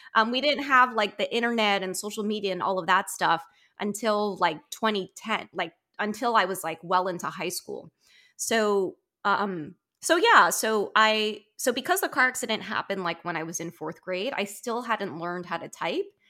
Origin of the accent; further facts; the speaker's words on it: Maryland, United States; I grew up in Maryland suburbia, like, twenty minutes outside of D C